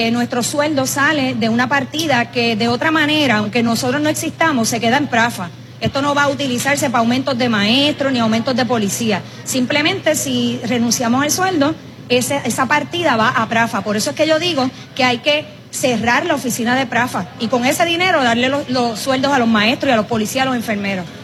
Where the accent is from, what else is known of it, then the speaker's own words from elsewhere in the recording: Puerto Rico; Nosotros como puertorriqueños tendemos también a burlarnos.